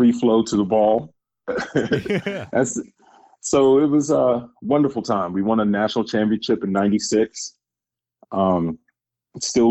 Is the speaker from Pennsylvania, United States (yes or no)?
no; Virginia, United States; I'm from Virginia